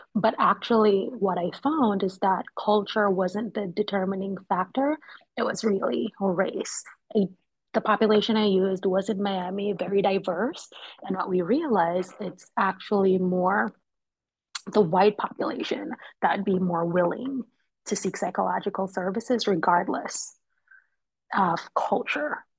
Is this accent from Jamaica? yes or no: yes; Kingston, Jamaica; now in Philadelphia, United States; I'm originally from Jamaica, Kingston, Jamaica